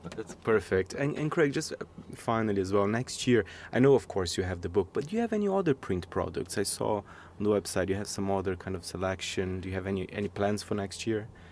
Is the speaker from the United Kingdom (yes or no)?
no; Brazil; moved away; I'm from Brazil